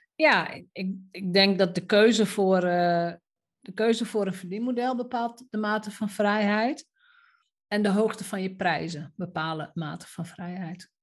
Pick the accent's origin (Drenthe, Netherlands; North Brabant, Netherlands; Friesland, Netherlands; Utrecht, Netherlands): Drenthe, Netherlands; Roden; moved away; ik ben opgegroeid in Rode, wat toen nog een iets kleiner dorp was dan nu